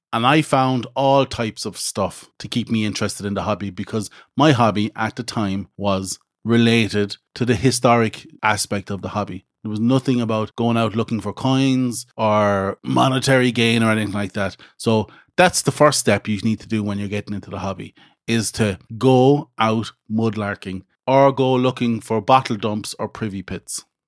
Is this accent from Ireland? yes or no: yes; Midlands, Ireland; where I grew up in the Midlands in Ireland